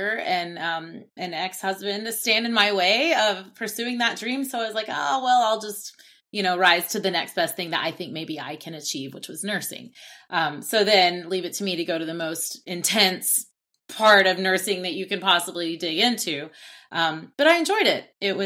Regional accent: Oklahoma City, Oklahoma, United States; I'm from Oklahoma City, Oklahoma.

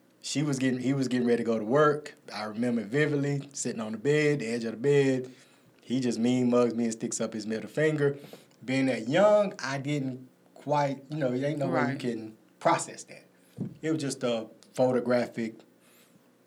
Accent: Greer, South Carolina, United States; also born or lived in Taylors, South Carolina; I am from Greer, South Carolina, Moore Taylors. My family grew up around the Hawkins Hill area in Taylors. But being in Greer, between Greer and Taylors, all of my life

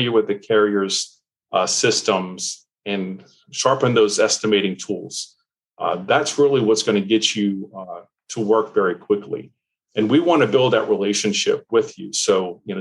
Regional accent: New Orleans, Louisiana, United States; I grew up in New Orleans, Louisiana

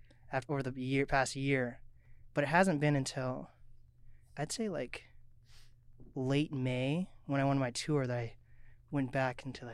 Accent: Mercer Island, Washington, United States; I grew up on Mercer Island, and first of all, these colors are like my school.

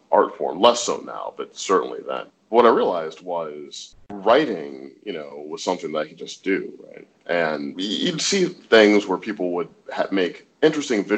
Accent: St. Louis, Missouri, United States; moved away as an adult; also born or lived in New York City; now in Los Angeles, United States; I grew up in St. Louis

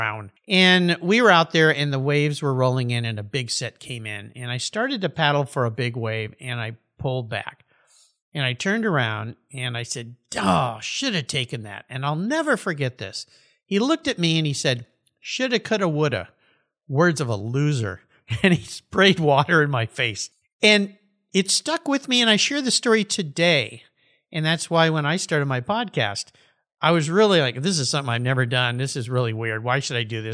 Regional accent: Southern California, United States; I grew up surfing in Southern California.

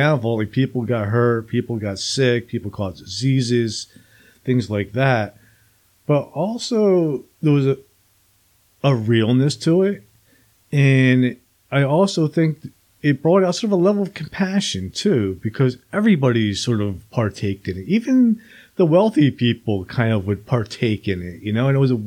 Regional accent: New Jersey, United States; When I was a kid, I grew up in New Jersey

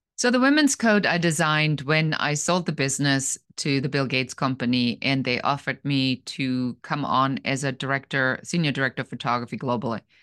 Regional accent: Germany; English is a second language; moved away as an adult; Originally, I'm from Germany

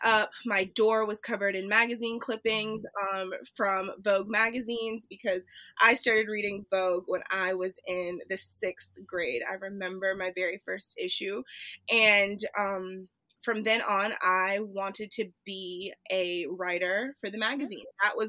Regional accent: Charleston, South Carolina, United States; also born or lived in Columbia, South Carolina; Charleston, which is my hometown. It's where I grew up

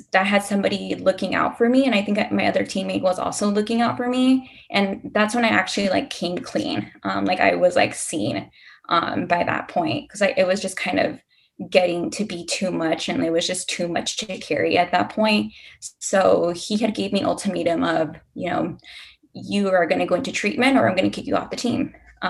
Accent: Texas, United States; So I'm not originally from Houston. I'm born and raised in a border town.

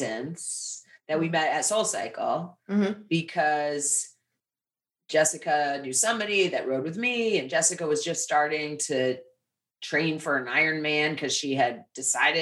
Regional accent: Lenox, Massachusetts, United States; moved away as an adult; now in New York City, United States; I came from Western Massachusetts. My father was a musician. I grew up in this kind of intellectual New England. New Yorkers would come in to visit for the arts in the summer and to ski in the winter. Really cute little town called Lenox, Massachusetts

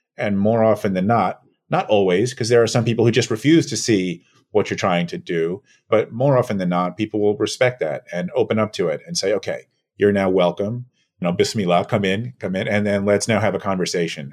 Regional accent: New York City, New York, United States; I was born and raised here in New York

